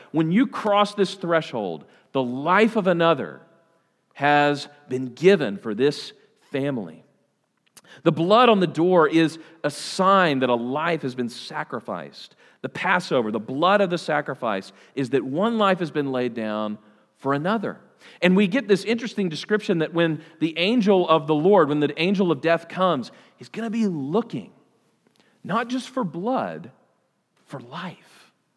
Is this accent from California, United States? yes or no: no; Oklahoma, United States; I'm from Oklahoma. I'm not even from Texas.